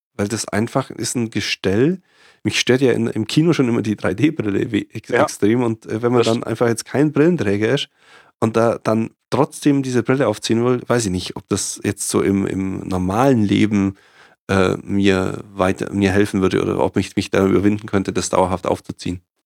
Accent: Germany; ich bin Deutsche

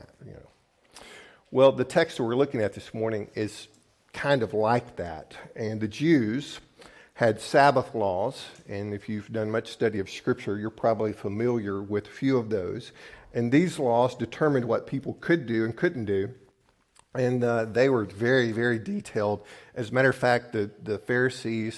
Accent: the South, United States; now in Midwest, United States; I grew up in the South where we had lots of blue laws

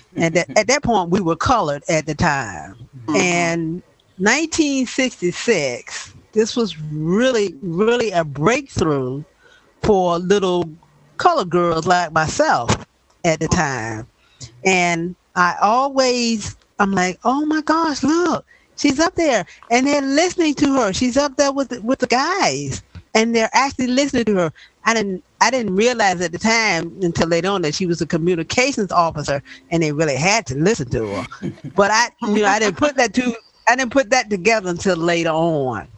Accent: the South, United States; I was a little 11 year old child born and raised in the South, was living in the South at that time

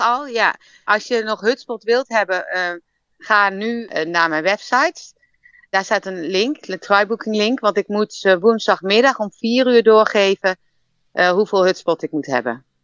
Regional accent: Arnhem, Gelderland, Netherlands; moved away as an adult; also born or lived in Leiden; now in Melbourne, Australia; Ik ben geboren en getogen in Arnhem. Ik ben echt Arnhems meisje

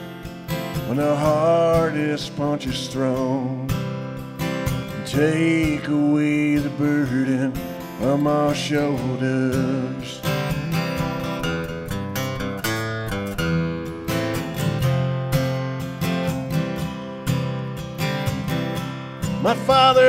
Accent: United States; I'm American

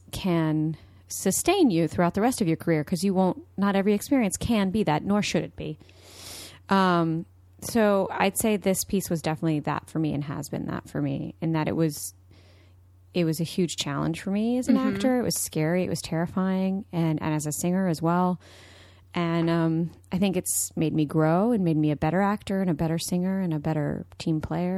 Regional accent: Austin, Texas, United States; I'm from Austin, Texas.

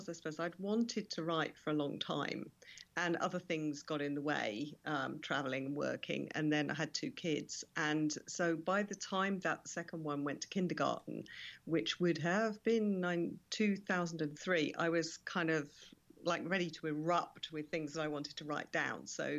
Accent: London, United Kingdom; born there; now in Perthshire, United Kingdom; But I was originally born in London, but I now live in Scotland permanently.

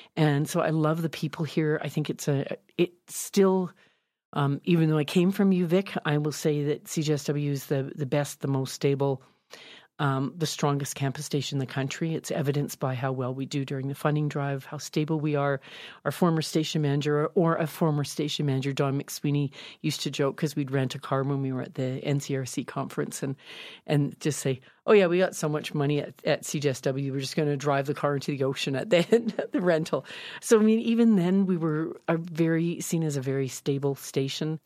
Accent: Calgary, Alberta, Canada; also born or lived in Victoria; I was from Calgary and I'd gone to high school here

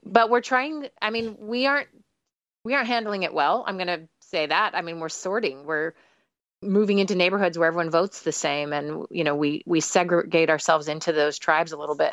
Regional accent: United States; moved away as an adult; also born or lived in Israel / London, United Kingdom; now in Sweden; I'm only American

